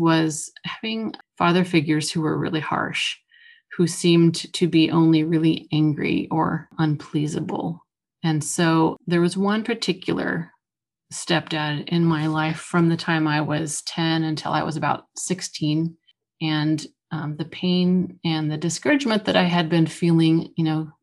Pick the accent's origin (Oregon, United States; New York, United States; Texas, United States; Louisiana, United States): Oregon, United States; I grew up in Oregon, moved around quite a lot. We spent most of our time between the coast and the Willamette Valley